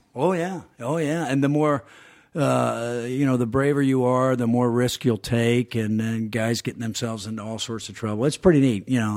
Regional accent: Georgia, United States; moved away; growing up in Georgia

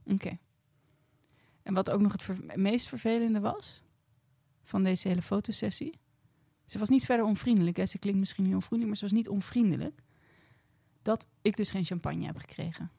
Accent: Blaricum, North Holland, Netherlands; ik kom uit Blaricum

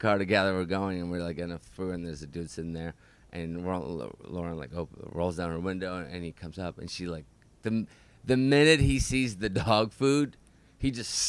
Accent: Russia; moved away; I grew up in Russia.

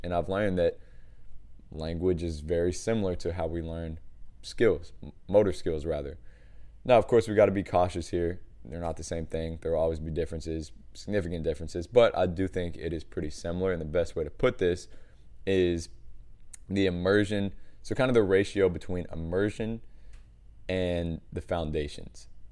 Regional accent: United States; one American trainer

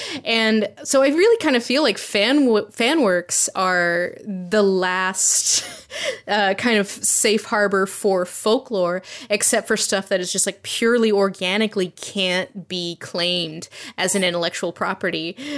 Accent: the South, United States; like what I grew up with is in the South, there's this thing called Jack Tales.

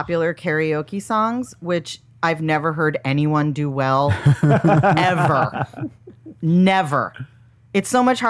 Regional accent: Boston, Massachusetts, United States; I'm from Boston.

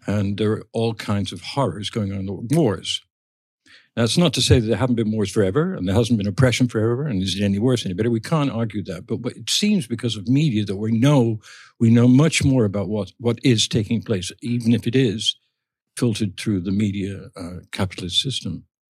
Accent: England, United Kingdom; when we were growing up in England

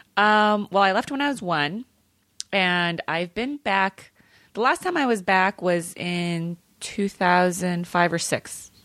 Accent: California, United States; also born or lived in Manila, Philippines; I grew up in California

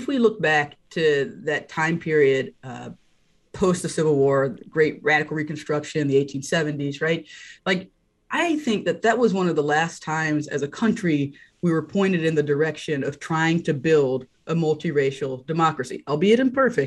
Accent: North Carolina, United States; I grew up in North Carolina

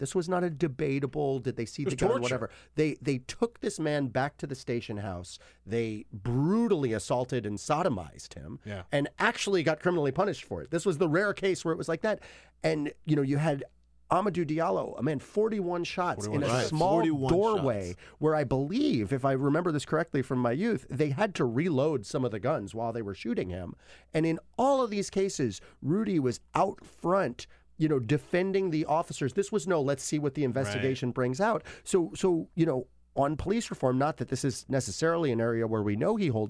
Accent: Brooklyn, New York, United States; And, you know, I'm from Brooklyn.

